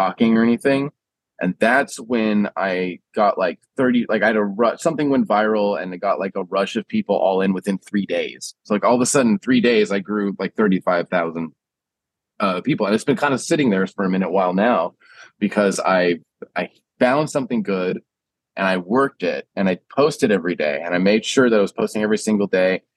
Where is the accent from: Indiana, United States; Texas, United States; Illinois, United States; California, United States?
California, United States; San Diego; accent: Huntington Beach stoner; moved away as an adult; also born or lived in Marin County, California; now in New York City, United States; I grew up in San Diego or like Southern California. I think I sound a little Huntington Beach stoner sometimes